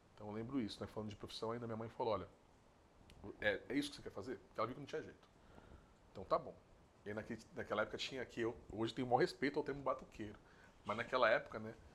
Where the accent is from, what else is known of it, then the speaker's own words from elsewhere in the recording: Guarulhos, São Paulo, Brazil; eu sou nascido e criado em Guarulhos, né? nessa cidade aqui.